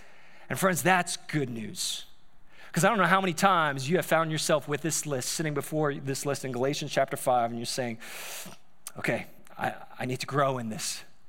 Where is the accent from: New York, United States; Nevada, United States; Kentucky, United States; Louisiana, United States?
New York, United States; Staten Island; like I grew up in Staten Island all my life, and then all of a sudden I'm like in Ohio.